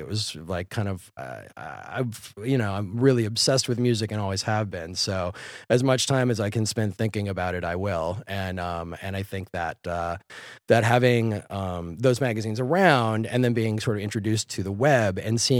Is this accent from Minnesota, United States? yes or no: yes; Minneapolis, Minnesota, United States; Yeah, I am. I'm from Minneapolis originally.